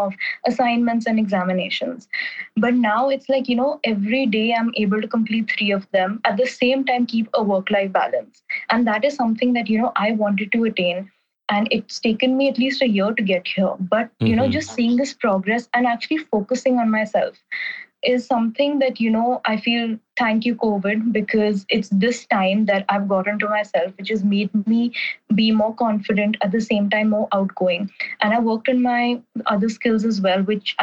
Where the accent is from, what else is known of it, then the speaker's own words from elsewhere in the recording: New Delhi, Delhi, India; moved away as an adult; also born or lived in Vancouver, Canada; I'm from New Delhi and I'm currently studying abroad in Vancouver, Canada